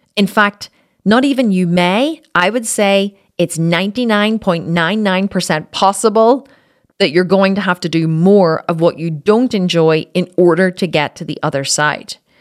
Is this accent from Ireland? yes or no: yes; Ireland; I'm Irish